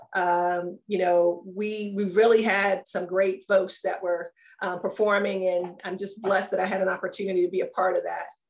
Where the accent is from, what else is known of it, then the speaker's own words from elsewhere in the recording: Maryland, United States; moved away; also born or lived in Arizona; I grew up in Maryland